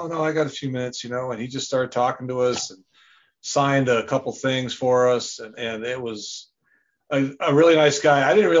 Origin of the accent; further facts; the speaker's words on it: Wisconsin, United States; now in Goodson, Missouri, United States; I'm originally from Wisconsin. I was born and raised there